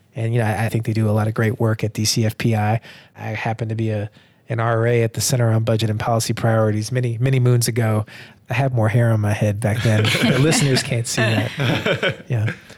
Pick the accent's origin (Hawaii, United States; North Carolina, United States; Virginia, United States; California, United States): North Carolina, United States; Durham; moved away; also born or lived in Atlanta, Georgia / Washington, District of Columbia, United States; back in my hometown of Durham, North Carolina